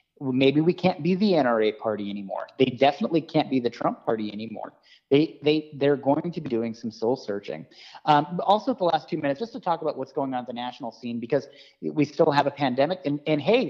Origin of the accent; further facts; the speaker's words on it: Montana, United States; my home state of Montana